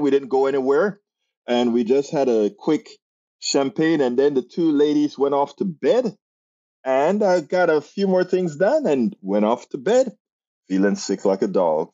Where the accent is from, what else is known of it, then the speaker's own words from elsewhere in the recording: Panama; I'm from Central America, Panama